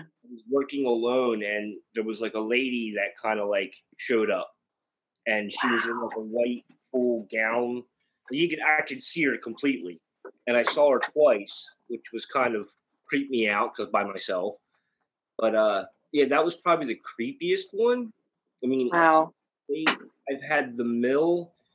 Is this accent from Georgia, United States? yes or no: no; Bechtelsville, Pennsylvania, United States; I grew up in Bechtelsville